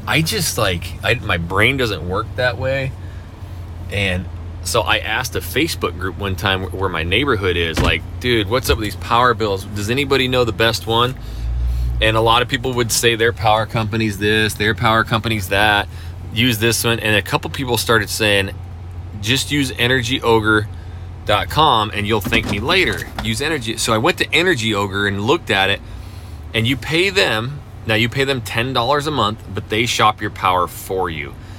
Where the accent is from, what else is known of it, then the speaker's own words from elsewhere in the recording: North Idaho, United States; now in Houston, United States; I, I, grew up in North Idaho, just south of the Canadian border, my whole life